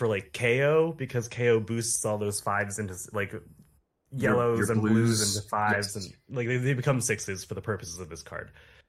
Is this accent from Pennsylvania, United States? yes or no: yes; Lancaster, Pennsylvania, United States; on all of the fab locations, and I am from Lancaster, Pennsylvania.